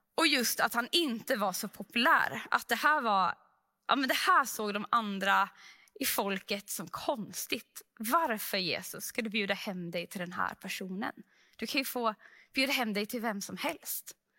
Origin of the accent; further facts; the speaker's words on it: Sweden; vi som svenskar